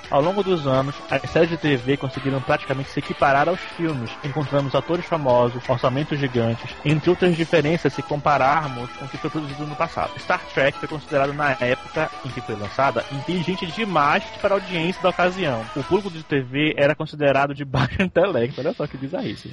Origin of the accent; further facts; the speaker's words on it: Belém, Pará, Brazil; Eu sou de Belém